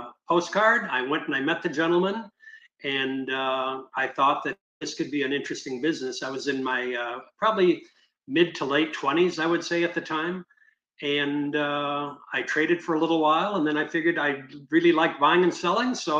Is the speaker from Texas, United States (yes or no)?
no; St. Paul, Minnesota, United States; moved away as an adult; now in St. Petersburg, United States; I'm from the Twin Cities, which is St. Paul, Minnesota.